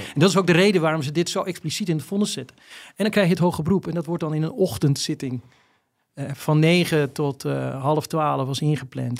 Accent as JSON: {"language": "Dutch", "town": "Volendam", "region": "North Holland", "country": "Netherlands", "said": "Omdat ik zelf ook uit Volendam kom"}